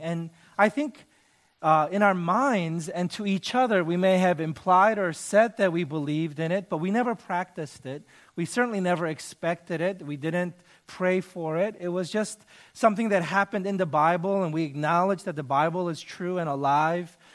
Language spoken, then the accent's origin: English; United States; I'm Korean American.